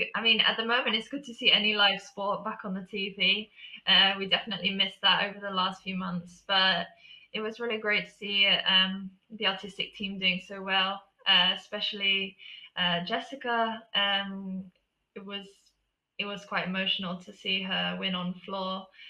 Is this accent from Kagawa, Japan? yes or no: no; Tokyo, Japan; born there; Yeah, so I was born in Tokyo, and half of my family live there.